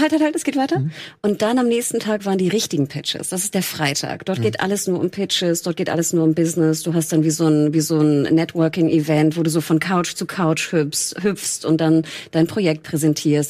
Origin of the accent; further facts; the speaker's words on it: the North, Northern Germany, Germany; ich bin aus dem Norden